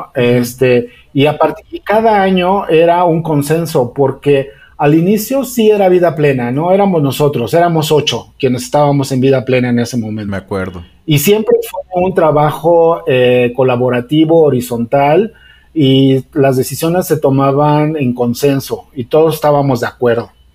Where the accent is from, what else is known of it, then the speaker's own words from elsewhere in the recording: Mexico; somos mexicanos